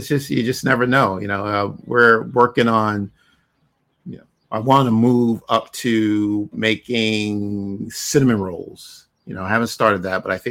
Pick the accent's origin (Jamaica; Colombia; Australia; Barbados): Barbados; moved away; I was born in Barbados